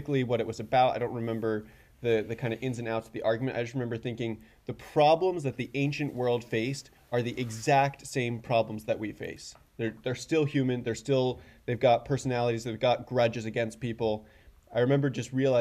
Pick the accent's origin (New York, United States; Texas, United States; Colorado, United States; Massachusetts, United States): Massachusetts, United States; Williamstown; moved away as an adult; also born or lived in Loughborough, England; now in Oxford, United Kingdom; I grew up in a kind of very rural Western Massachusetts town, Williamstown